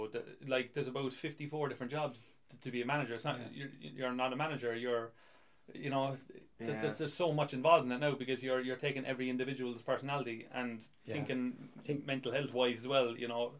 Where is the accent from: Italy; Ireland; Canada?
Ireland; moved away; also born or lived in England; growing up in Ireland and not drinking with the lads, I used to head home to watch Match of the Day